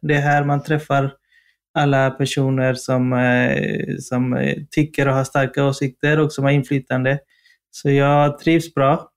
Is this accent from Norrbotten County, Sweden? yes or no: no; Partille, Västra Götaland, Sweden; moved away as an adult; now in Stockholm, Sweden; vi är göteborgare i grunden, du och jag